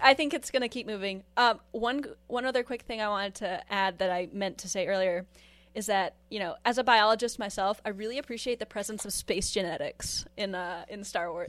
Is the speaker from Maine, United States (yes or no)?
yes; Maine, United States; my hometown